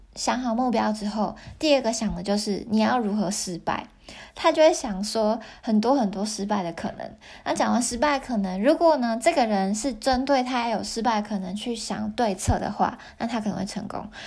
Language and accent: Chinese; Taiwan; moved away as an adult; now in Japan; 我是在日本工作的台湾人